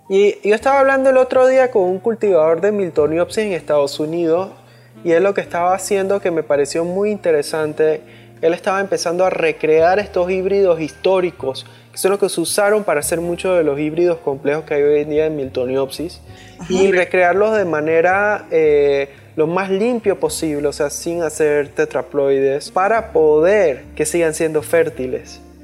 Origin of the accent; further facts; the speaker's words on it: Panama; aquí en Panamá, que aquí somos medio gringos